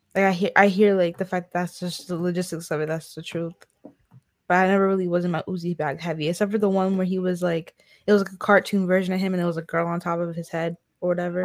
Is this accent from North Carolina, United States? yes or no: yes; North Carolina, United States; I'm from North Carolina